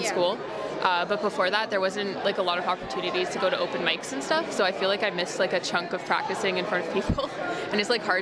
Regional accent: Ottawa, Ontario, Canada; Um, like we're from Ottawa

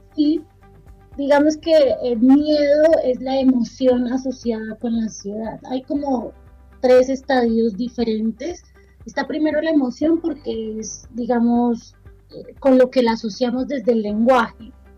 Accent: Bogotá, Colombia; moved away as an adult; also born or lived in Argentina; actualmente estoy en Bogotá, es mi ciudad natal

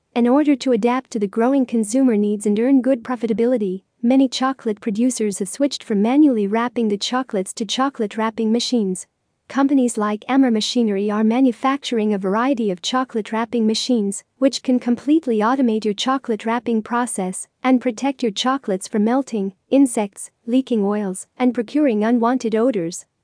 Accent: Lebanon; from Lebanon.

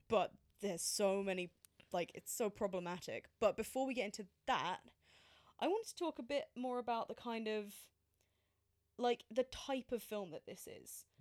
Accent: England, United Kingdom; as a British person

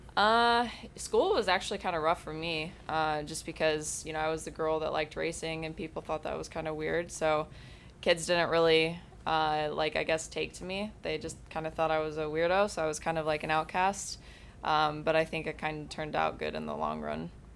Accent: Granger, Indiana, United States; moved away as an adult; now in Fort Lauderdale, United States; I actually grew up in Granger, Indiana

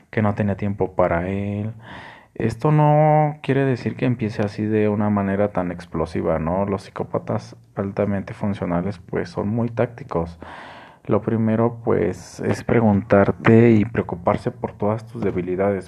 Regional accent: Mexico; estamos tan marcados como mexicanos

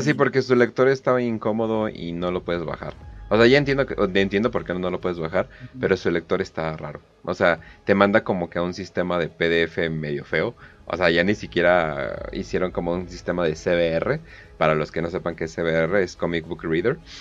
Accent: Mexico; somos mexicanos

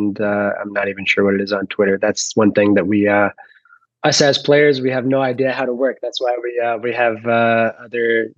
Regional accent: Dallas, Texas, United States; I'm born and raised in Dallas, Texas

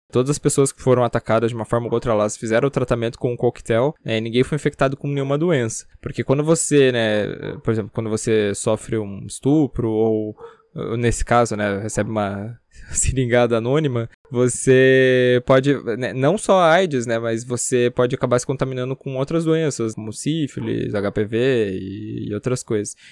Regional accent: Paranaguá, Paraná, Brazil; na minha cidade natal, Paranaguá

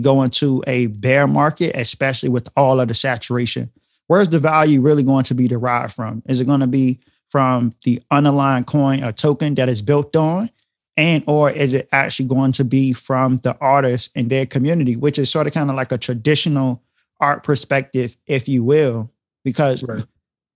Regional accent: North Carolina, United States; I'm originally from North Carolina, born and raised there for the majority of my life.

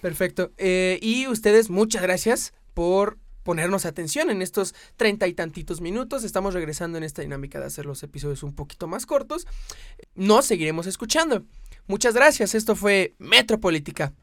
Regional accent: Mexico; nosotros como mexicanos

